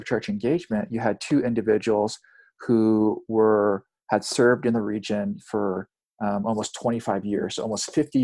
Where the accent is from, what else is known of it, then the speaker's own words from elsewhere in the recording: South Texas, United States; moved away as an adult; also born or lived in Pacific Northwest; I was born and raised in South Texas